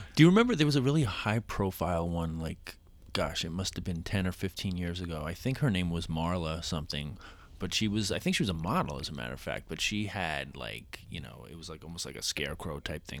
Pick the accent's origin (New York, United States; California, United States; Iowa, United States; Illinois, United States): New York, United States; New York City; also born or lived in Queens Village / Astoria / Los Angeles; I was born in Queens, a town called Belrose